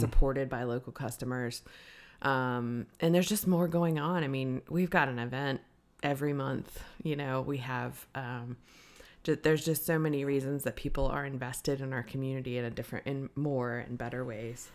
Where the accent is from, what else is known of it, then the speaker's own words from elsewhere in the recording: Blacksburg, Virginia, United States; I'm from Blacksburg, Virginia